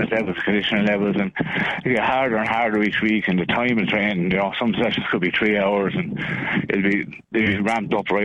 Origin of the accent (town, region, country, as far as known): Ireland